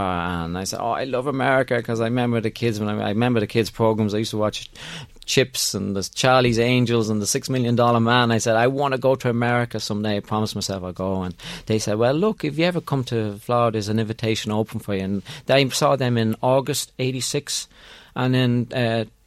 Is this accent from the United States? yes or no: no; Ireland; I'm from Ireland.